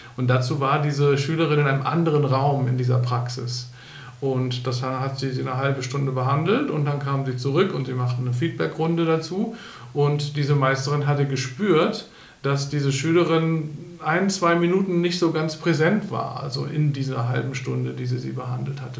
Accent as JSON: {"language": "German", "region": "Bremen", "country": "Germany", "tie": "born or raised there", "moved": "yes", "lives_now": "Berlin, Germany", "said": "in Bremen, in meiner Heimatstadt"}